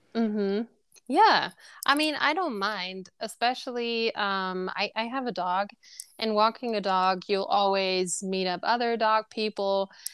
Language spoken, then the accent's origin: English; Germany; now in Frankfurt, Germany; I'm from Germany